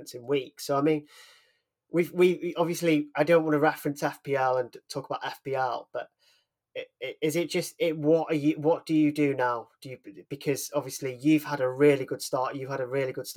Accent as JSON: {"language": "English", "area": "Welsh", "region": "Wales", "country": "United Kingdom", "said": "as a Welsh, being Welsh as well"}